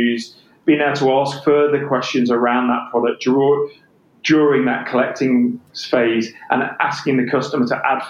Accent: England, United Kingdom; accent: English; my English accent

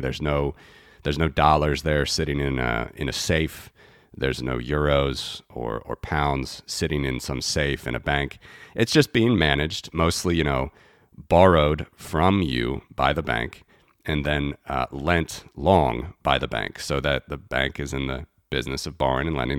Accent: United States; moved away as an adult; now in Latvia; I'm originally from the United States. I was, uh, born and raised there

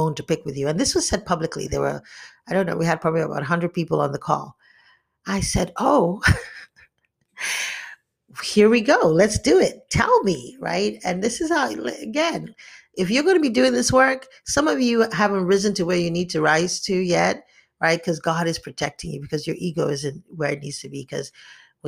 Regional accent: Nigeria; growing up in Nigeria

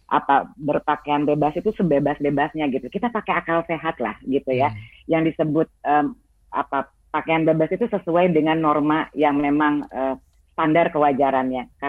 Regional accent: West Java, Indonesia; karena ini menunjukkan identitas saya sebagai uh, perempuan Sunda. Saya beragama Islam, tapi saya bukan orang Arab, gitu ya.

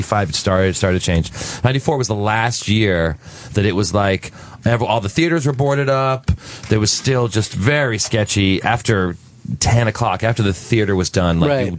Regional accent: New Jersey, United States; now in New York City, United States; I grew up in Jersey, like a regular person.

